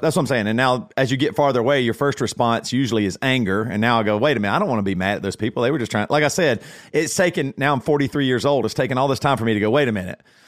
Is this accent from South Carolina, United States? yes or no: yes; Greer, South Carolina, United States; growing up in Greer, South Carolina